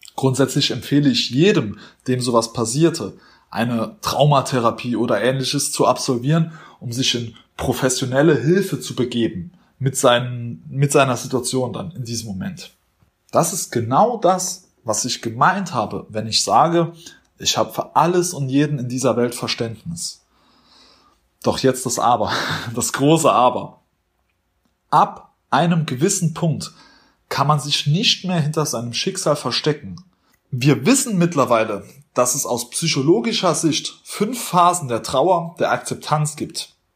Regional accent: Germany; wir Deutsche

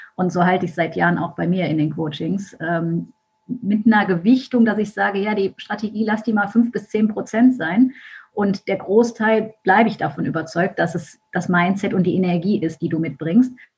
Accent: Düsseldorf, North Rhine-Westphalia, Germany; Ich komme aus Düsseldorf

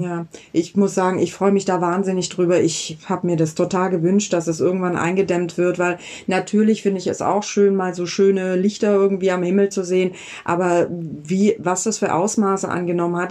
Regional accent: Southern Germany, Germany; now in Berlin, Germany; Ich habe meine Kindheit da in Süddeutschland verbracht

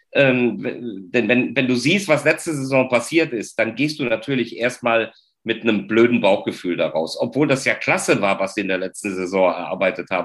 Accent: Cologne, North Rhine-Westphalia, Germany; als Kölner

